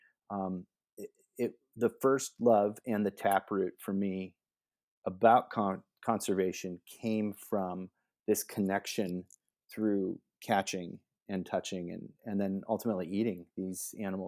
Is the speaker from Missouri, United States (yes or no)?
no; West Allis, Wisconsin, United States; born there; My dad and mom are from Wisconsin. I was born in West Allis, Wisconsin, just outside of Milwaukee.